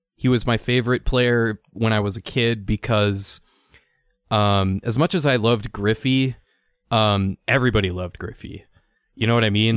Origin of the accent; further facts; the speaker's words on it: Saint Paul, Minnesota, United States; Saint Paul, Minnesota, who'd have thought? All these all-time great athletes. Ridiculous. And that's my hometown.